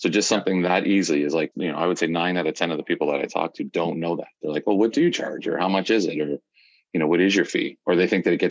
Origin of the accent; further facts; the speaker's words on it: Hamilton, Ontario, Canada; also born or lived in Ancaster, Ontario; born and raised in Hamilton, Ontario, currently living in Ancaster with my beautiful wife and two children